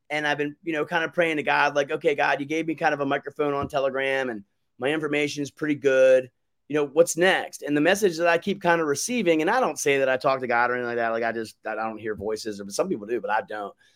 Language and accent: English; United States; as an American that loves my country as a veteran